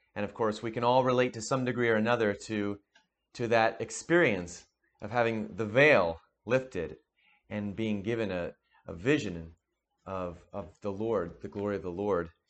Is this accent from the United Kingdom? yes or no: no; New Jersey, United States; we grew up in New Jersey together